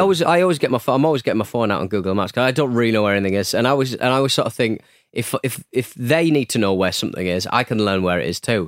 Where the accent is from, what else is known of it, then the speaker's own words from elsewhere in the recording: North East England, United Kingdom; I'm from the Northeast